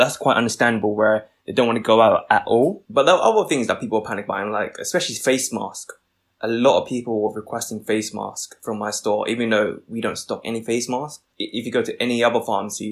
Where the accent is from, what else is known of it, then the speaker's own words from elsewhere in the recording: London, United Kingdom; I'm a British-born Vietnamese pharmacist